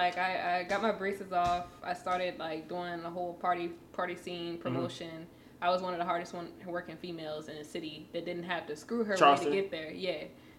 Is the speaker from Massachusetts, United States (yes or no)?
no; Charleston, South Carolina, United States; Charleston, South Carolina.